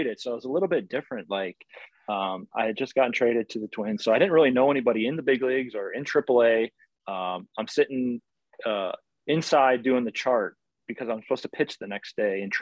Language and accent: English; Chicago, Illinois, United States; I grew up in Chicago area.